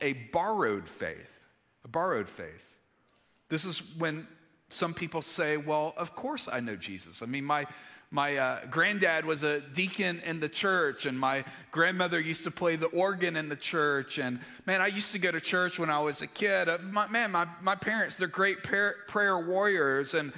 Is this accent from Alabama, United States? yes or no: yes; Alabama, United States; moved away; also born or lived in Mississippi; I grew up in Alabama and then later Mississippi